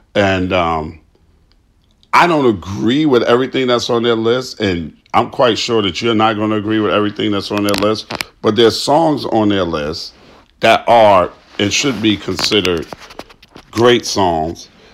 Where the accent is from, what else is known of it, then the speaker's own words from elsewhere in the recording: New York City, New York, United States; My hometown is New York City, specifically Queens, New York, right? And when I grew up in Queens, New York